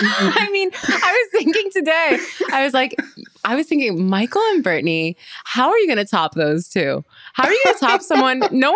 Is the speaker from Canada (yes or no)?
yes; Canada; As a Canadian